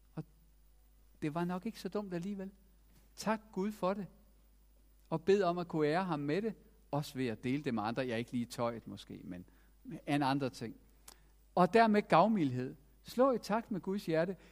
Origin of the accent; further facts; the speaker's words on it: Denmark; vi har også som danskere